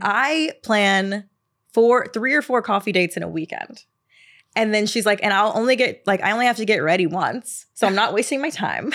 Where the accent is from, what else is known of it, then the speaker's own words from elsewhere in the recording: the South, United States; now in New York, United States; growing up in the South